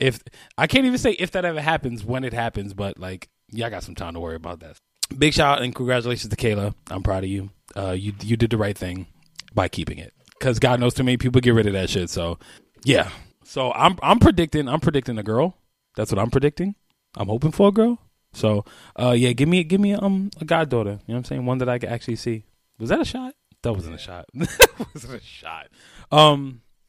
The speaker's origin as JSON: {"language": "English", "region": "New York", "country": "United States", "said": "I'm from New York"}